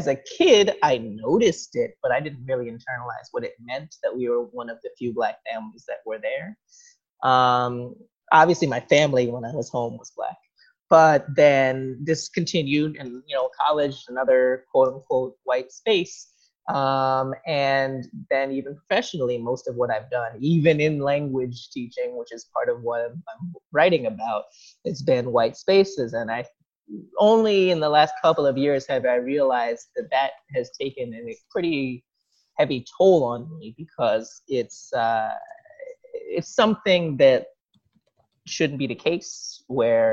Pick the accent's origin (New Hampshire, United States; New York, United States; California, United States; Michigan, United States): New York, United States; also born or lived in New Jersey / South Korea; I was born in New York, 1986, for those who are curious. And I've lived here pretty much my whole life